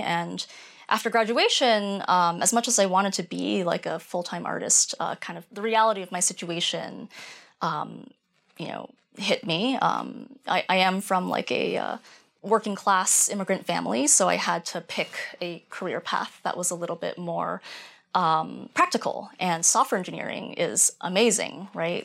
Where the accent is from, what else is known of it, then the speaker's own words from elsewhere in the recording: rural Maine, United States; I grew up in rural Maine